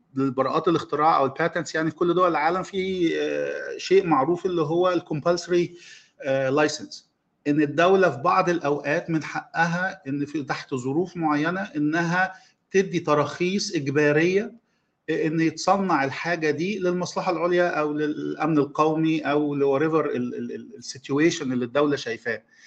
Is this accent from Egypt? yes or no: yes; Egypt; عندنا في مصر